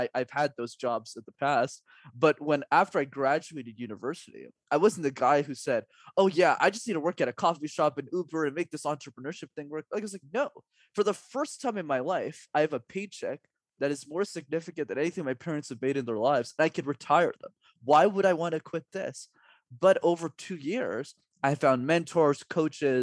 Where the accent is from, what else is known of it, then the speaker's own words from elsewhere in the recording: Canada; I'm Canadian